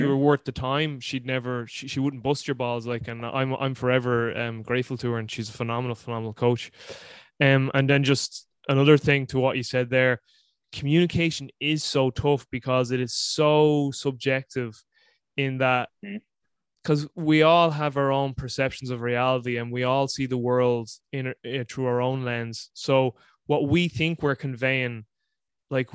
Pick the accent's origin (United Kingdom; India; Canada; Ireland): Ireland; I'm Irish